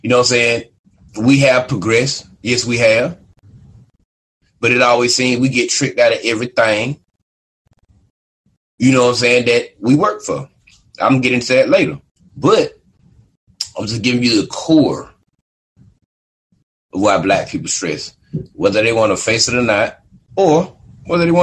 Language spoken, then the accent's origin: English; United States; I'm a black man in America. And they say that I'm from African descent.